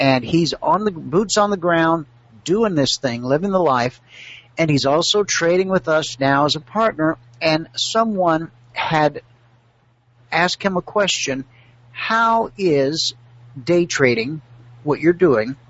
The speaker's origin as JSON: {"language": "English", "town": "Thomson", "region": "Georgia", "country": "United States", "tie": "born or raised there", "moved": "yes", "lives_now": "Phoenix, United States", "said": "I grew up in Augusta, Georgia, or a little town outside of Augusta"}